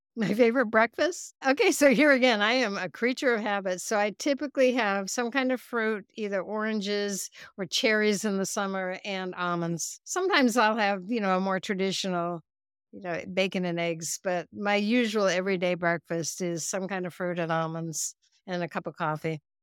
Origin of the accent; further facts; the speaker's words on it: United States; also born or lived in Norway; I grew up in the United States